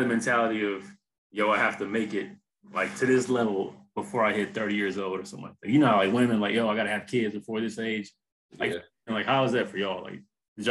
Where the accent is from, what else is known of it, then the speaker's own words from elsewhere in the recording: Houston, Texas, United States; where I grew up in Houston